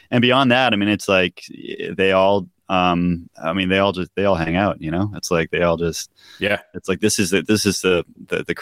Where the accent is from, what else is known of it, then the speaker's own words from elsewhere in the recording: New Hampshire, United States; also born or lived in Massachusetts; now in Maine, United States; we grew up in New Hampshire, Joe and I did.